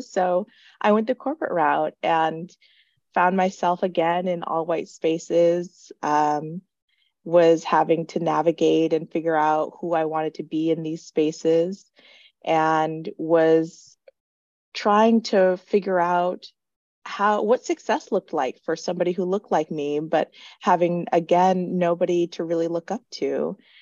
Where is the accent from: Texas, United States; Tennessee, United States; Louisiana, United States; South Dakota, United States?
South Dakota, United States; born and raised in South Dakota